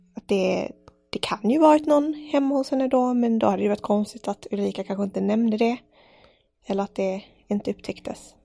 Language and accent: Swedish; Malmö, Skåne, Sweden; jag är uppväxt i Malmö, storstad.